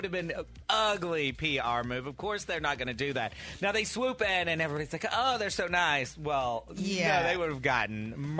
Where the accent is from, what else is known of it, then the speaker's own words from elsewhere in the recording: Fort Worth, Texas, United States; moved away; from my hometown, Fort Worth, Texas.